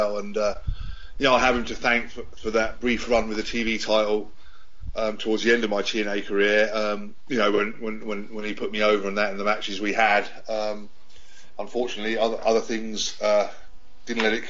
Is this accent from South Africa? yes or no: no; London, United Kingdom; I wrestled in effectively my hometown on a national basis, home in London